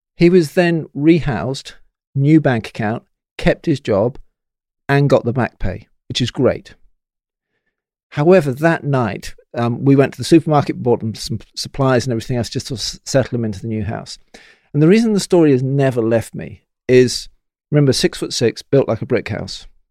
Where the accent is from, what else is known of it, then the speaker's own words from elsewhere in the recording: Bristol, South West England, United Kingdom; I'm from Bristol